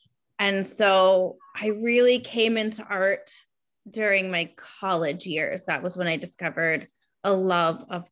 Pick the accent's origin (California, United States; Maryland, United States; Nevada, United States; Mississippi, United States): Maryland, United States; also born or lived in Savannah, Georgia / Colorado / upstate New York; now in Rhode Island, United States; I was born in Maryland